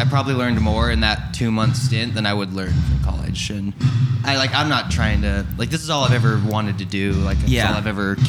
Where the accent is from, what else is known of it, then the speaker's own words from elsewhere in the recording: Montana, United States; I'm a little bit younger, so like, we'd like, they're from Wyoming, I'm from Montana, so it's like 2 hours difference, right?